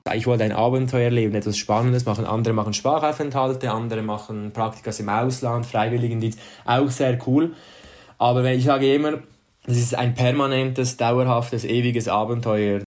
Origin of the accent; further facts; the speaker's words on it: Switzerland; moved away as an adult; now in Vatican City; wir repräsentieren die Schweiz